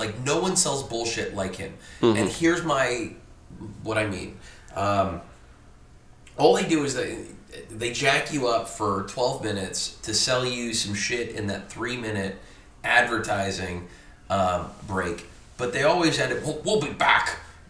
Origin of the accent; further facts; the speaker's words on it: Germany; when I was a kid, because I grew up in Germany